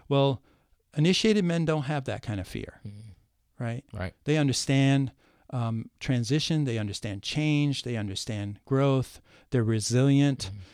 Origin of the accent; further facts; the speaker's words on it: Ohio, United States; moved away; also born or lived in New York City; I escaped the cornfields of Ohio, uh-huh. right? but I was born in the cornfields mm-hmm. nearby.